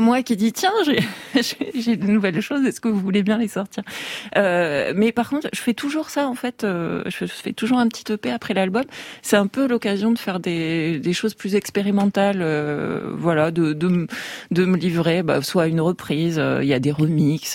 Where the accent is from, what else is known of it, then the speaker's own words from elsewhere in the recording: Tarbes, Occitania, France; je vais faire un prochain album sur euh, sur ma ville natale, Tarbes